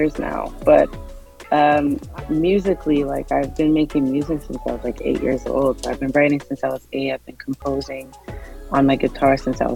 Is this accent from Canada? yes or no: yes; Canada; I was born and raised in Canada, but my dad is Nigerian